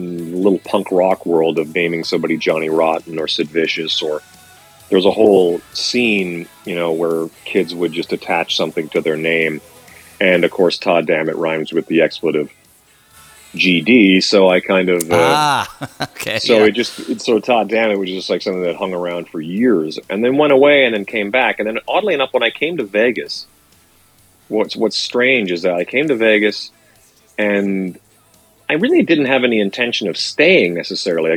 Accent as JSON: {"language": "English", "country": "Canada", "tie": "born or raised there"}